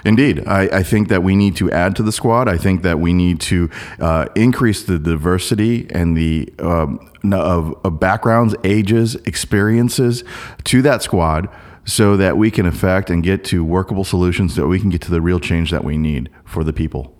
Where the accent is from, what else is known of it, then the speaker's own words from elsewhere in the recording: South Korea; now in Portland, United States; I was born in Korea